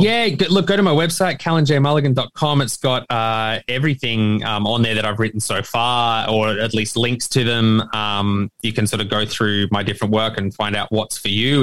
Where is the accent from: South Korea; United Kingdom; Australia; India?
Australia; me as an Australian author